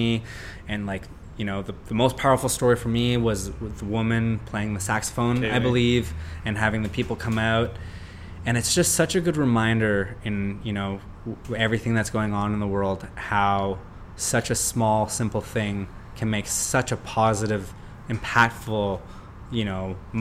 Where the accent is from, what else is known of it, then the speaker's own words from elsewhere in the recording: Canada; as Canadian, like I said, like, we have nine months of winter